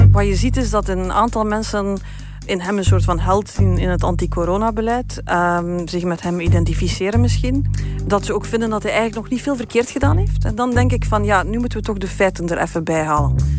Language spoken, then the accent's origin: Dutch; Beernem, Flanders, Belgium; moved away; uit de buurt van waar ik kom. Hè. Dat is eh, kanten van Beernem